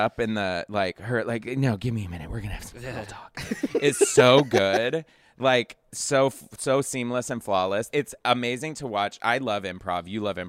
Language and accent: English; Texas, United States; I'm from Texas